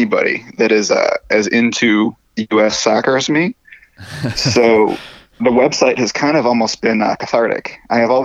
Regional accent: Detroit, Michigan, United States; I'm from Detroit

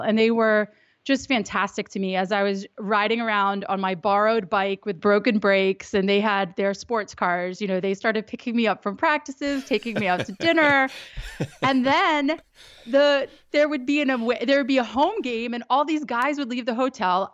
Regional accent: Reston, Virginia, United States; I grew up in Northern Virginia. I grew up in Reston.

